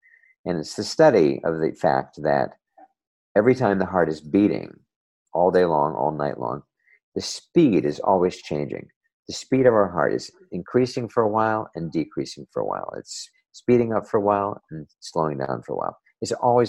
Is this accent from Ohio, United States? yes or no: no; New Jersey, United States; back when I was a kid growing up in New Jersey, not too far from the Hudson River